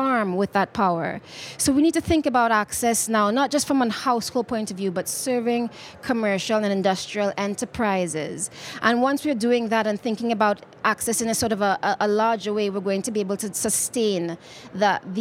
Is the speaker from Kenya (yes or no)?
yes; Nairobi, Kenya; I'm coming from Kenya, from Nairobi, Kenya, where we've got lots of geothermal